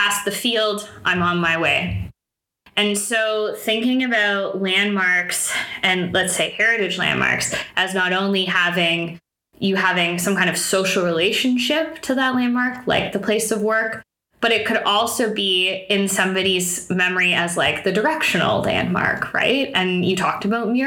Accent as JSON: {"language": "English", "town": "Toronto", "region": "Ontario", "country": "Canada", "tie": "born or raised there", "also_born_or_lived": "Waterloo", "said": "I grew up in Toronto"}